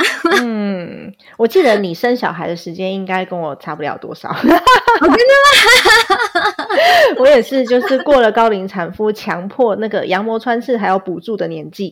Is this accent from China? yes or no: no; Taiwan; also born or lived in United States; 我爸还规定我那时候在美国念书的时候，我半年要回台湾一次